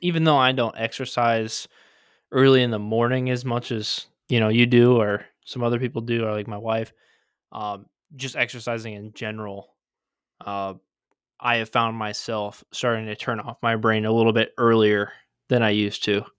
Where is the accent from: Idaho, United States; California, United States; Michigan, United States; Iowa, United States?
Michigan, United States